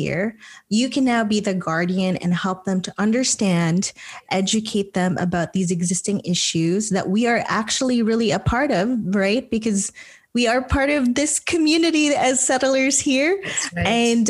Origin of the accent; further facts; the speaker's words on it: Philippines; now in Canada; I mean, that is really something that is so core as a Filipino, right?